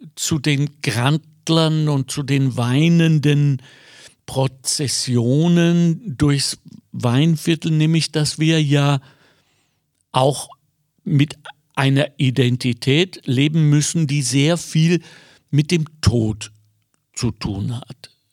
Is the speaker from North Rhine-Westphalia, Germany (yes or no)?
yes; Ruhr area, North Rhine-Westphalia, Germany; moved away; ich komme ursprünglich aus dem Ruhrgebiet